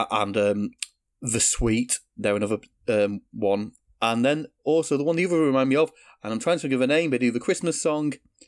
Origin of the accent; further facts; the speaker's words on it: United Kingdom; As a Brit who sort of grew up in the 90s